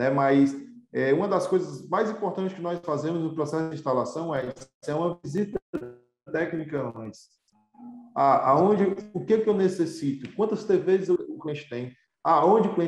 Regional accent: Pindoretama, Ceará, Brazil; born there; porque nós somos de casa, né? Nós somos, nascemos em Pindoretama.

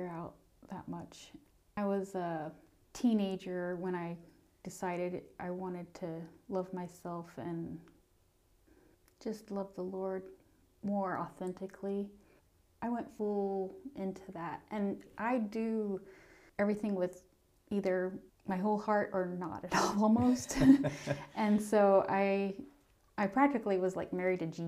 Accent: North Carolina, United States; also born or lived in Payson, Utah; growing up in North Carolina

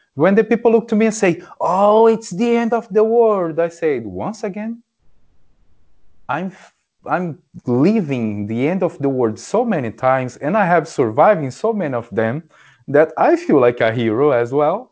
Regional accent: Brazil; English is a second language; moved away; I'm from Brazil

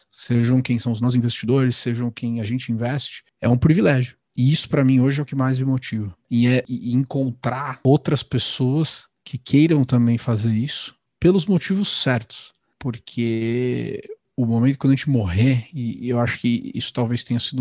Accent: São Paulo, Brazil; moved away as an adult; now in Miami, United States; eu cresci, nasci no Ipiranga, depois eu me mudei para o Paraíso

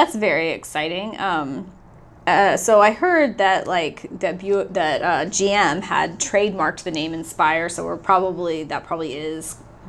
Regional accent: United States; as an American Buick fan

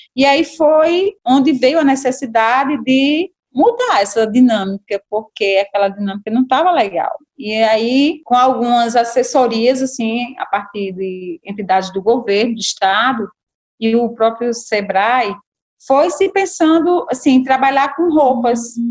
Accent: São João do Tigre, Paraíba, Brazil; eu sou de São João do Tigre

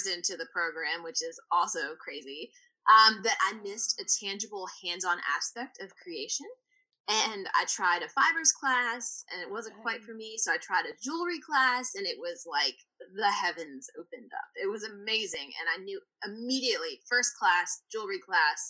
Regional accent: Virginia, United States; moved away as an adult; now in Savannah, United States; I'm from Virginia, and I grew up, born and raised there

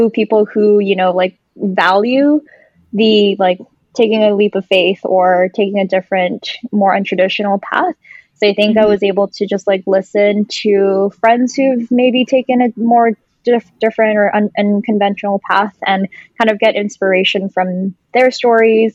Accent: Vancouver, British Columbia, Canada; moved away as an adult; growing up in Vancouver all my life

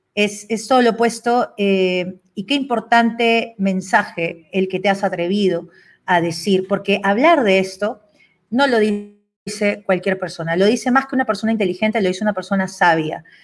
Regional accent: Peru; yo soy una peruana

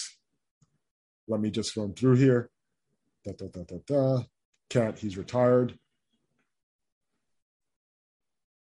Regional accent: Jamaica; I'm Jamaican

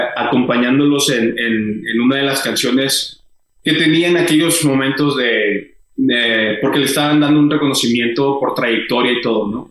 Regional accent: Hidalgo del Parral, Chihuahua, Mexico; now in Ciudad Juárez, Mexico; yo soy de Parra, Chihuahua, y ya cuando nos venimos para acá, para, para Juárez

